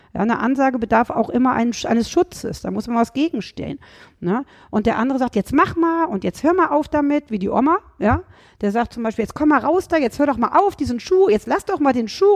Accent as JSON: {"language": "German", "region": "Rhineland", "country": "Germany", "said": "Ich komme aus dem Rheinland, wie man jetzt auch wieder hört"}